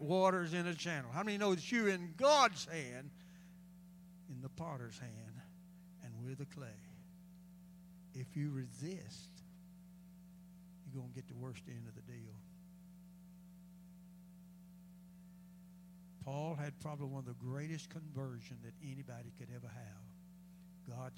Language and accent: English; United States; we as American people